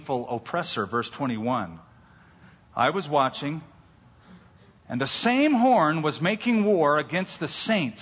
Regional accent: California, United States; I'm a Californian

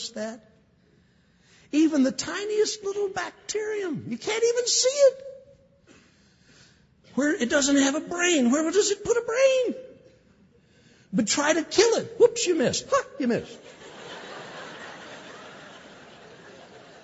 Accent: California, United States; I'm from California.

